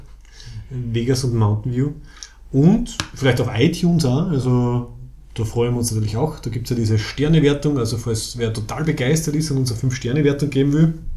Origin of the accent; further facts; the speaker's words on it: Austria; Wir, wir sind ja quasi qualifiziert als Österreicher